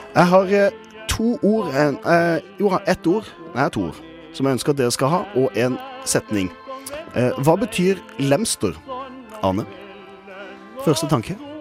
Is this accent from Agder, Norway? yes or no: yes; Kristiansand, Agder, Norway; moved away; mitt eh, gode hjemsted Kristiansand